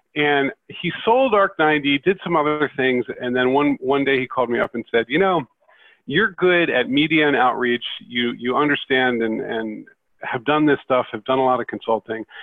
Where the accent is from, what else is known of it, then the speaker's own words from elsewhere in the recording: West Chester, Pennsylvania, United States; I grew up in Westchester, Pennsylvania, which was the home base of Commodore Computer